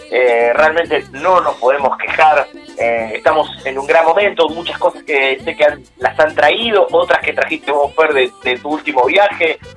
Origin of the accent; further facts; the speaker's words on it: Argentina; venimos dulces los argentinos, eh, es, innegable